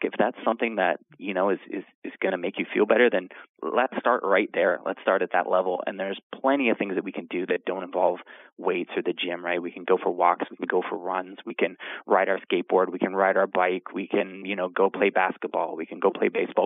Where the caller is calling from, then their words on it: Canada; I'm calling from Canada